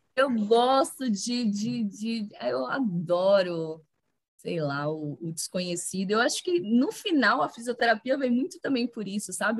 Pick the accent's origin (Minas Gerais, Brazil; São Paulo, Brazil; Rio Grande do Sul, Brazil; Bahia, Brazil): Bahia, Brazil; moved away; formei em fisioterapia lá na Bahia, sou baiana